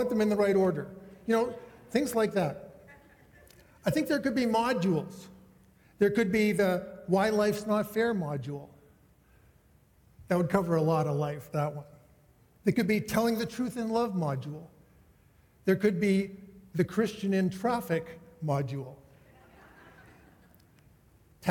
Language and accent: English; Saskatoon, Saskatchewan, Canada; moved away; I grew up in Saskatoon